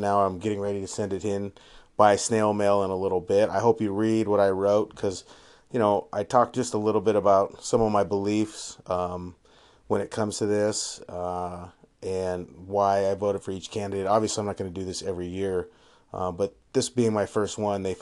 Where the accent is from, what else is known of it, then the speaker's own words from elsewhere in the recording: Havre, Montana, United States; also born or lived in Western Washington; now in Seattle, United States; I'm coming to you semi-live from Havre, Montana. Yes, that's my hometown